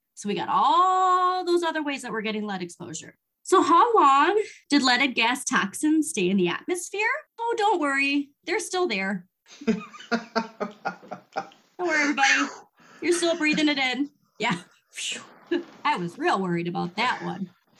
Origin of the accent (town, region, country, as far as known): United States